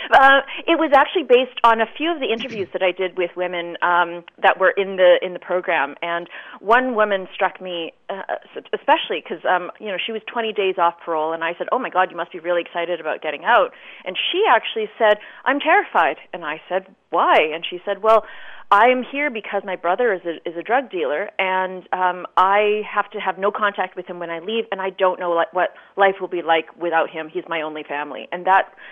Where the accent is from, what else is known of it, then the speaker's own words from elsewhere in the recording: Brandon, Manitoba, Canada; now in Vancouver, Canada; I grew up in Brandon, Manitoba